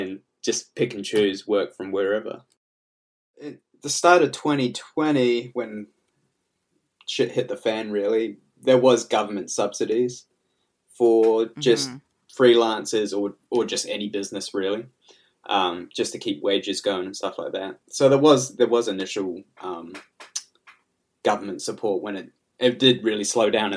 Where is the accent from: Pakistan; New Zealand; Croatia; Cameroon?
New Zealand; also born or lived in England / Auckland, New Zealand; I've never really left New Zealand, actually. I was born in England